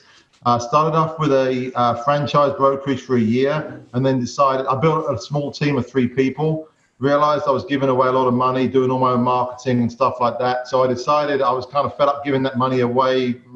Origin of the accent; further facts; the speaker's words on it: London, United Kingdom; accent: English; moved away as an adult; also born or lived in Spain; now in United States; I'm from London, England, originally. Moved out of London in 2005 and moved to Spain for 4 years.